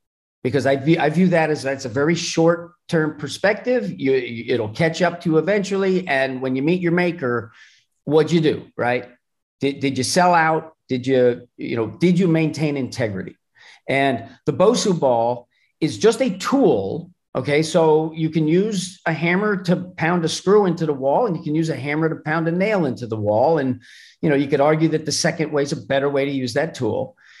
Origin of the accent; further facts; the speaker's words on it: Madison, New Jersey, United States; Madison, New Jersey.